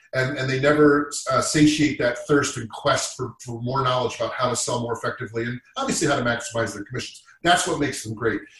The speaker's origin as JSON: {"language": "English", "region": "Massachusetts", "country": "United States", "also_born_or_lived": "Boston", "said": "I'm from Massachusetts I went to college in Boston I lived in Boston for 12 years"}